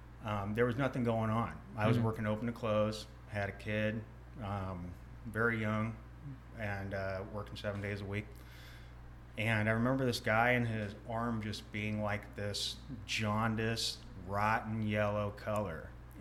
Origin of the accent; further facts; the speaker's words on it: Philippines; born there; I was born on base in the Philippines, mm-hmm. In the mid 80s.